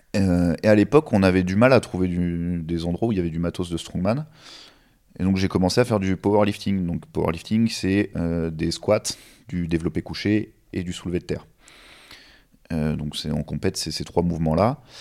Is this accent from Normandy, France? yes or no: yes; Normandy, France; je viens de Normandie